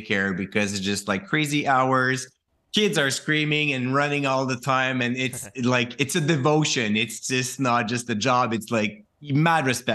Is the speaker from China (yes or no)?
no; Quebec, Canada; I'm from Quebec